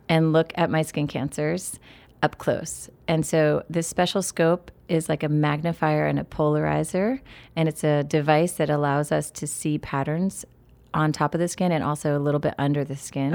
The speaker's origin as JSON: {"language": "English", "town": "State College", "region": "Pennsylvania", "country": "United States", "tie": "born or raised there", "said": "growing up in Happy Valley, Pennsylvania"}